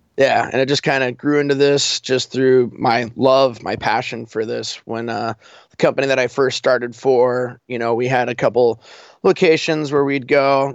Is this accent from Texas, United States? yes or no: no; Colorado, United States; moved away as an adult; now in Alaska, United States; I'm originally from Colorado